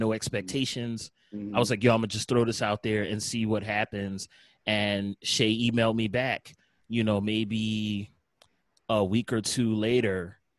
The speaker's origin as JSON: {"language": "English", "town": "Philadelphia", "region": "Pennsylvania", "country": "United States", "said": "I'm from Philly. I remember vividly what Philadelphia was like in the early and mid 90s, what our music scene was like."}